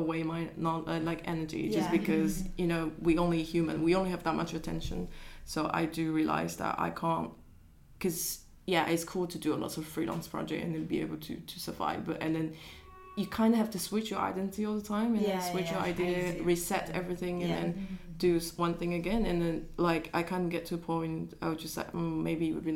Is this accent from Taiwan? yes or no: yes; Taiwan; moved away; I grew up in Taiwan